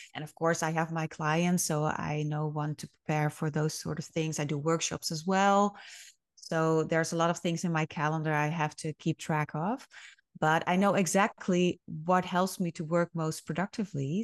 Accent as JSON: {"language": "English", "region": "Friesland", "country": "Netherlands", "tie": "born or raised there", "also_born_or_lived": "Groningen / Leeuwarden", "said": "I was actually born and raised in Friesland"}